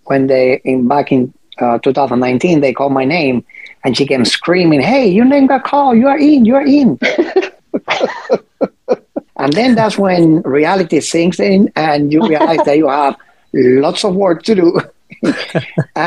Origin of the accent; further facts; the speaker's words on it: Cuba; now in United States; ever since I was a teenager, still living in Cuba